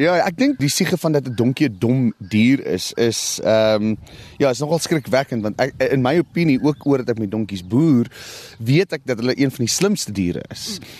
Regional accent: South Africa

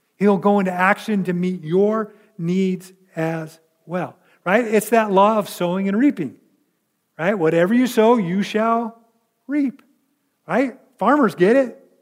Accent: California, United States; the church that I grew up in California

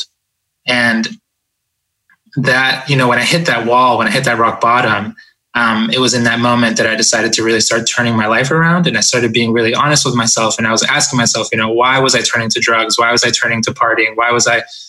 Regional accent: Boston, Massachusetts, United States; also born or lived in Ecuador; We emigrated from Ecuador to the United States, and I grew up in Boston. When we got here, I was about 4 years old.

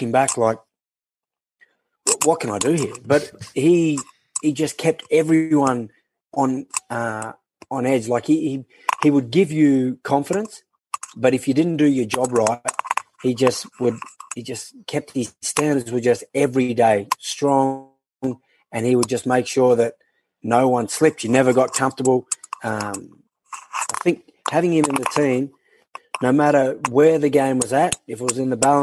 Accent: Canberra, Australian Capital Territory, Australia; I'm from Canberra

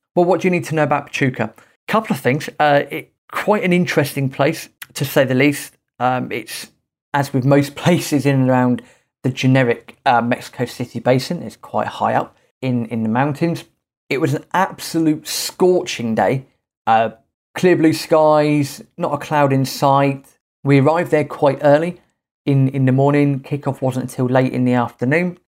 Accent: England, United Kingdom; being English

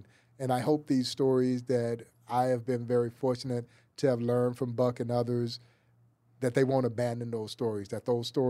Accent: the South, United States; now in Kansas City, United States; And part of that for me was growing up in the South as well.

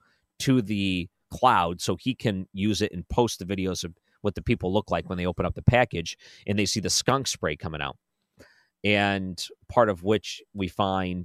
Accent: Detroit, Michigan, United States; now in St. Louis, United States; Growing up in the Detroit area

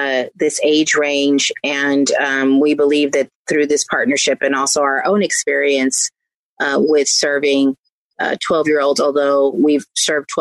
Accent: San Francisco, California, United States; I grew up in San Francisco

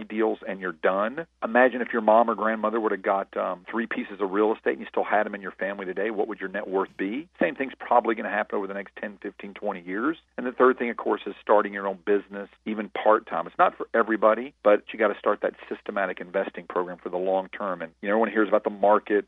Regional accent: Nashville, Tennessee, United States; I was a busboy from Nashville, Tennessee

